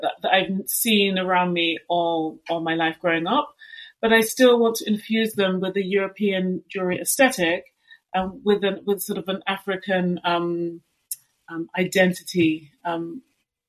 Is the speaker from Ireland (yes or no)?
no; London, United Kingdom; I was born and raised in London